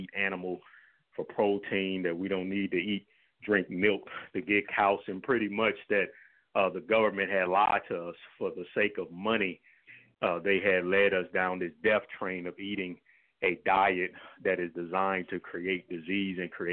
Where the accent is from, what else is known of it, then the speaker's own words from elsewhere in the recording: St. Louis, Missouri, United States; I was born and raised here in St. Louis, Missouri